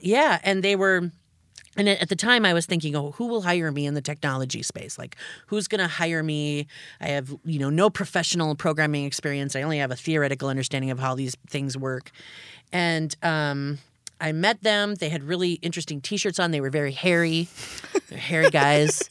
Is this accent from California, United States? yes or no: no; Upper Peninsula of Michigan, United States; moved away as an adult; now in Minneapolis, United States; I grew up in the Upper Peninsula of Michigan.